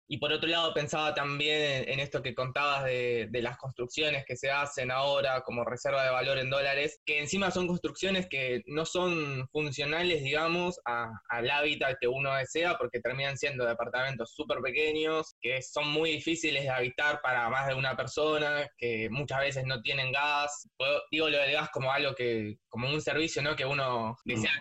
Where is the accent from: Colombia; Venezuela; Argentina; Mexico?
Argentina; Buenos Aires; yo soy de Parque Patricios